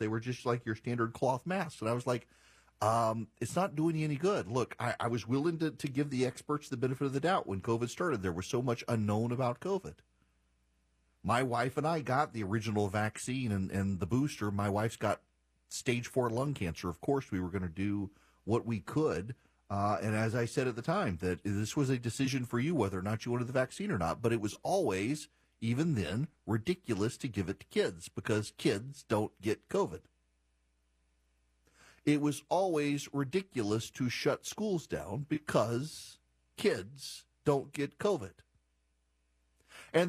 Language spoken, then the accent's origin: English; Louisiana, United States; I'm from Louisiana. It's great to be on the radio in my home state